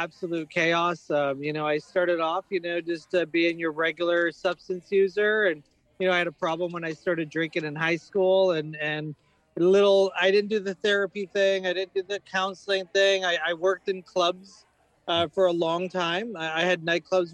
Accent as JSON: {"language": "English", "town": "New Westminster", "region": "British Columbia", "country": "Canada", "said": "I come from a community called New West that's got the nickname New West Recovery."}